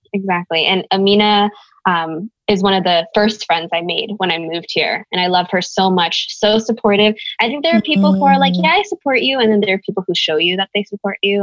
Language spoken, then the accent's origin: English; Bay Area, California, United States; growing up in the Bay Area